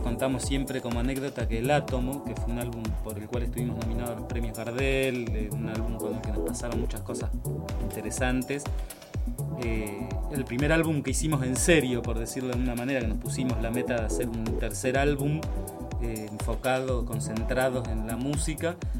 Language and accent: Spanish; Maipú, Buenos Aires Province, Argentina; now in Buenos Aires, Argentina; nosotros somos de Maipú, provincia de Buenos Aires, Maipú